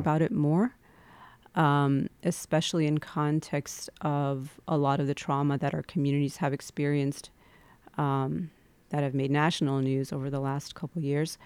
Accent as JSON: {"language": "English", "region": "Midwest", "country": "United States", "tie": "born or raised there", "said": "there's a layer of my identity that definitely has to do with being born and brought up in the Midwest"}